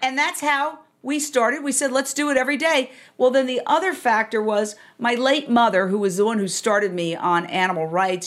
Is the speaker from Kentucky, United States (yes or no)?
no; New York, United States; moved away as an adult; also born or lived in Fort Myers, Florida / Minneapolis / Philadelphia; now in Los Angeles, United States; I grew up literally in Midtown Manhattan, directly across the street from Carnegie Hall